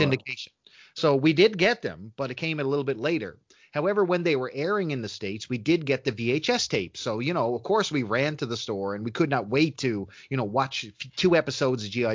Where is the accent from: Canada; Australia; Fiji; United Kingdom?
Canada; I'm a Canadian